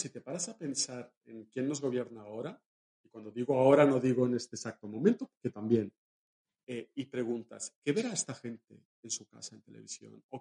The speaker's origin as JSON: {"language": "Spanish", "town": "Valencia", "region": "Valencian Community", "country": "Spain", "said": "hay una mujer en mi pueblo, en Valencia, en mi ciudad, que es la alcaldesa y es una mujer."}